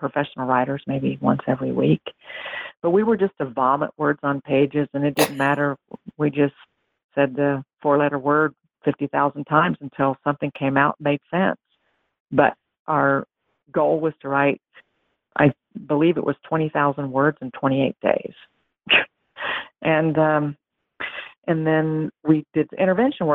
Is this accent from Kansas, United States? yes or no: yes; Western Kansas, United States; also born or lived in Lawrence, Kansas; now in Florida, United States; I'm from Western Kansas, about 5 hours southwest of Lawrence